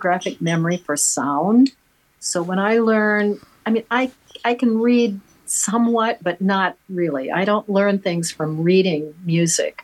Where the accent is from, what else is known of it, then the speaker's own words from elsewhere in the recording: Waterloo, Iowa, United States; I was born in Waterloo, Iowa